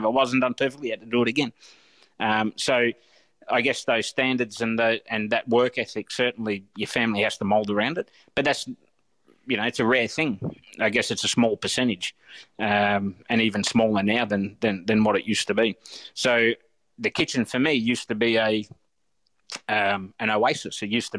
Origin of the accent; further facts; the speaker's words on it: Australia; I'm an Aussie as they come. I'm fourth generation Australian. So, but I've travelled a little bit, so I see things in different perspectives.